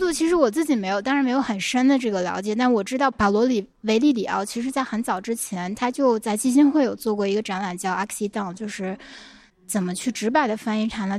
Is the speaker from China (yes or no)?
yes; Beijing, China; 我们北京人